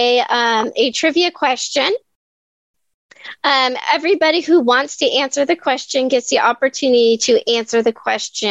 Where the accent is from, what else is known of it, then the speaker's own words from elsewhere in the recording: Mesa, Arizona, United States; I'm in Mesa, and I grew up in Mesa about 5 miles from here.